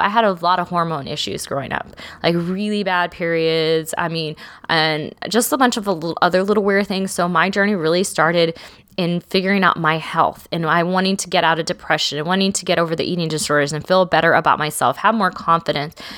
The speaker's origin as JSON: {"language": "English", "region": "South Texas", "country": "United States", "said": "I'm from South Texas"}